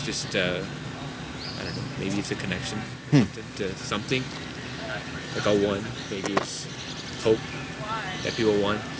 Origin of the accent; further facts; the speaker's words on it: India; now in San Antonio, United States; I'm Indian